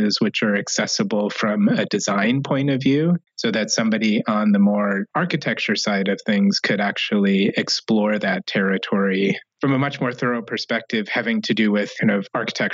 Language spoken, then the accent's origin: English; Syracuse, New York, United States; moved away as an adult; also born or lived in St. Louis, Missouri; now in Detroit, United States; I grew up in Syracuse, New York